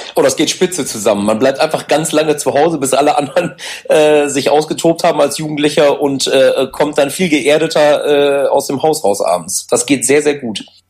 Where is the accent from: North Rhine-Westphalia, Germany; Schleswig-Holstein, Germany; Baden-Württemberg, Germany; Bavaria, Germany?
North Rhine-Westphalia, Germany; Ibbenbüren; wir kommen aus Ebenbüren, das ist bei ja. Münster